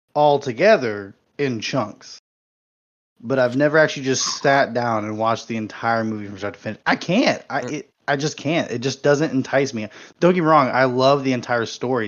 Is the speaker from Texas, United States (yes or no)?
yes; San Antonio, Texas, United States; I grew up in San Antonio